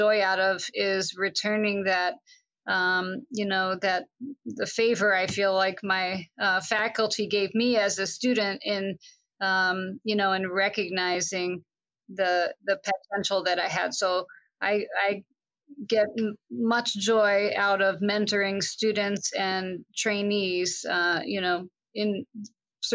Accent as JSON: {"language": "English", "area": "Long Island", "region": "New York", "country": "United States", "tie": "born or raised there", "said": "I grew up in Long Island, New York"}